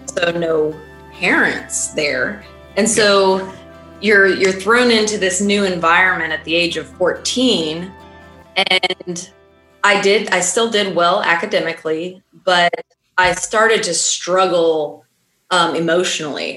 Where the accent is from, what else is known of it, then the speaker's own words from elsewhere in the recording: Decatur, Georgia, United States; moved away; also born or lived in Mississippi; I actually grew up right outside of Atlanta, Georgia, um, in a place called Decatur